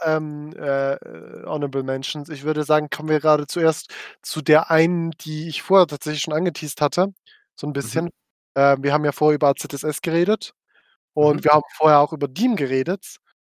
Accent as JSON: {"language": "German", "town": "Frauenfeld", "region": "Thurgau", "country": "Switzerland", "said": "ich komme aus Frauenfeld"}